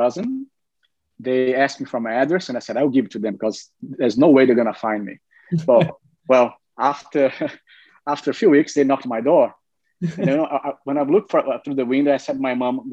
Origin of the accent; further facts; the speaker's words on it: Brazil; moved away; I'm from Brazil originally.